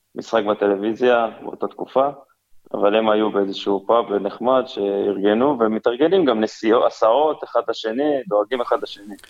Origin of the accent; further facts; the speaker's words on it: Kiryat Tivon, Haifa District, Israel; now in Kiryat Bialik, Israel; אני במקור מקריית טבעון